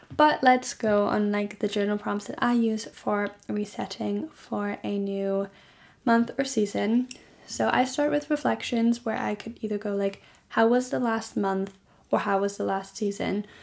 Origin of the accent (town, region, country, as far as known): Germany; born or raised there